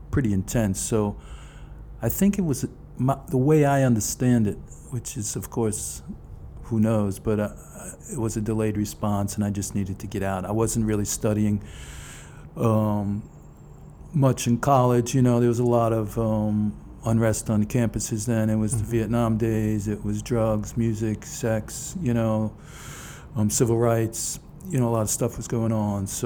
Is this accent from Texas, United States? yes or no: no; New York City, New York, United States; born or raised there